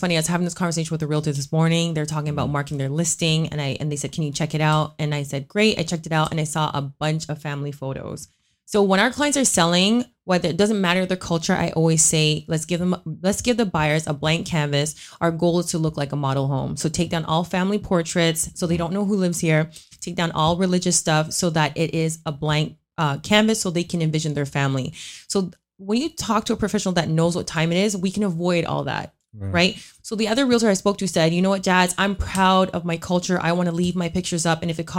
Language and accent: English; Scarborough, Ontario, Canada; So like we're both from Scarborough.